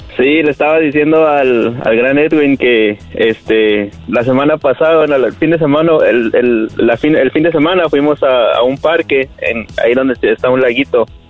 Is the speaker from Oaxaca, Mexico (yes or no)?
yes; Oaxaca, Mexico; moved away; Oaxaca, ahí donde es el gallo